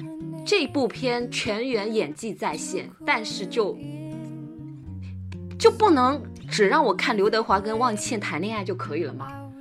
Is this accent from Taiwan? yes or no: no; China; 毕竟是日本的那种演戏方式，所以其实对我们中国人来讲的话，你会觉得他，他就是在人物里头，他在演戏。